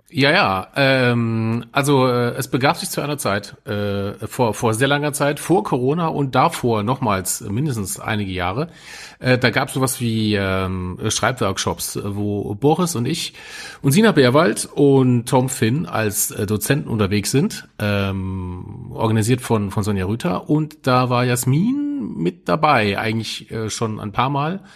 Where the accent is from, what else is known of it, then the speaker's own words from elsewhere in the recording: Saarland, Germany; als Saarländer und in Nähe zu Frankreich